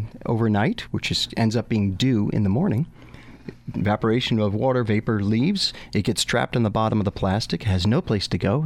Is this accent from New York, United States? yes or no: yes; Putnam Valley, New York, United States; I grew up in Putnam Valley. So I was a country boy